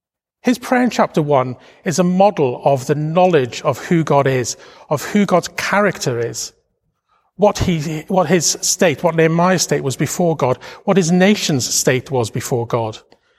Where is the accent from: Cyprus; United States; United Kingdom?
United Kingdom; Wales; now in London, United Kingdom; Now, you may not realize this from my accent, but I'm a proud Welshman. And I've lived in London most of my life by this time, but I still call Wales home.